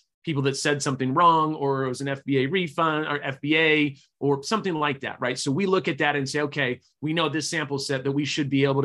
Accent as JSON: {"language": "English", "town": "Sacramento", "region": "California", "country": "United States", "tie": "born or raised there", "also_born_or_lived": "Utah / Chico, California", "said": "I grew up in Sacramento, California. I actually was born in Utah, was there for about 2 weeks"}